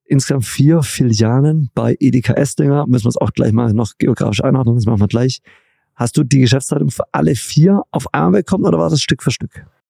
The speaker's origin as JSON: {"language": "German", "region": "Baden-Württemberg", "country": "Germany", "said": "ich komme zwar aus Baden-Württemberg, aber nicht aus eurer Region"}